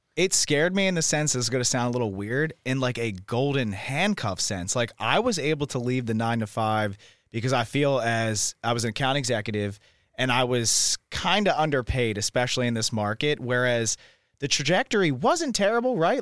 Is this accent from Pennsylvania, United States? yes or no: yes; Philadelphia, Pennsylvania, United States; now in Austin, United States; I'm also thirty years old and from Philadelphia, Pennsylvania.